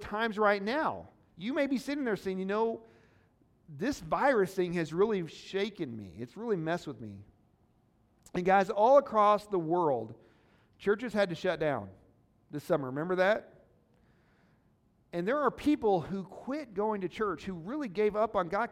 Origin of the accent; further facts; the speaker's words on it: Missouri, United States; Baptist is what I usually say. I'm from Missouri. It's not the proper pronunciation